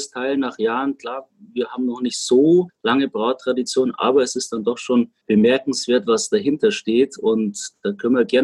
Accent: Munich, Bavaria, Germany; Man muss dazu sagen, wir selbst als Münchner wirst du ja pilztechnisch nicht gerade verwöhnt von den hiesigen Brauereien, weil es fast keiner mehr hat.

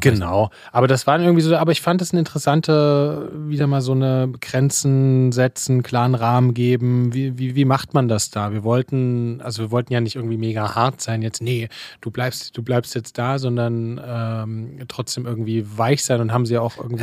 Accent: Leipzig, Saxony, Germany; moved away; Fine und ich, wir kommen ja beide aus Leipzig. Wir haben uns ja, das können wir irgendwann nochmal erzählen, wir haben uns ja in der, in der, in der Schule tatsächlich kennengelernt

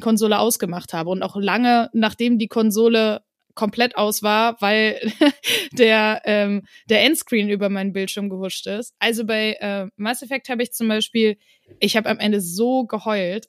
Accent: Wuppertal, North Rhine-Westphalia, Germany; also born or lived in Tanzania; now in Cologne, Germany; ich bin in Wuppertal zur Schule gegangen

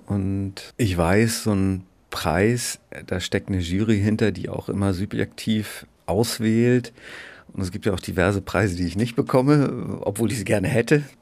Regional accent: Bad Segeberg, Schleswig-Holstein, Germany; moved away as an adult; also born or lived in Göttingen / Dresden / Berlin; ich komme aus Bad Segeberg.

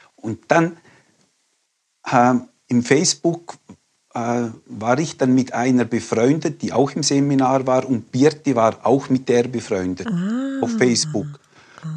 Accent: Liechtenstein; now in Graubünden, Switzerland; Ich bin in Liechtenstein aufgewachsen

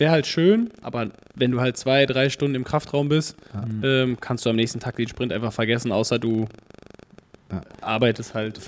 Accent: Dortmund, North Rhine-Westphalia, Germany; komme aus Dortmund

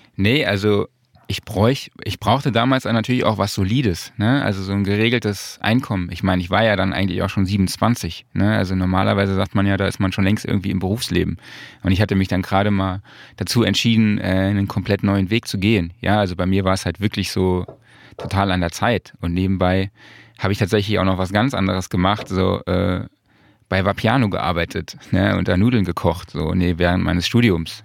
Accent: Saarland, Germany; moved away as an adult; now in Cologne, Germany; ich komme aus dem Saarland

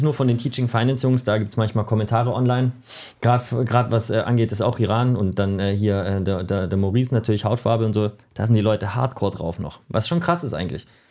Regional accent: Germany; ich bin Deutscher

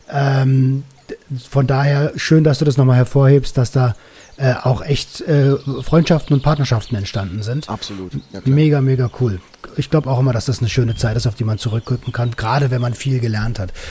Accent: Berlin, Germany; Meine, meine Heimatstadt, Yes Berlin, habe ich auf jeden Fall

